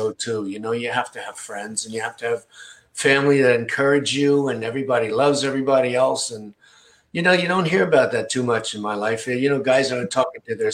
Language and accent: English; Rockville Centre, New York, United States; also born or lived in Queens, New York; I went to high school, Rockford Center, Long Island, which I call my hometown because that's the one we lived in longest when I was a kid.